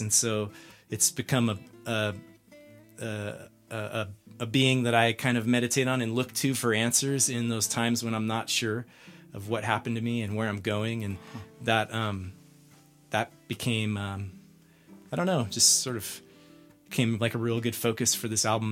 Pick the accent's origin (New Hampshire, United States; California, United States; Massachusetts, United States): California, United States; San Diego; moved away as an adult; also born or lived in Salt Lake City / Gold Hill, Colorado; now in Lyons, United States; I'm originally from San Diego. I grew up there and lived most of my life to date there, and moved to Colorado about three and a half years ago.